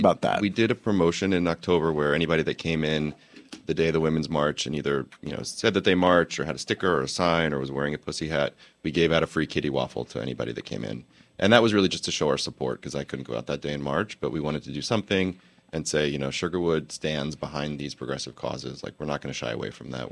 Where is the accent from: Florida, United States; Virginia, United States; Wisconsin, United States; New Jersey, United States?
New Jersey, United States; Princeton Junction; now in New York, United States; I grew up in New Jersey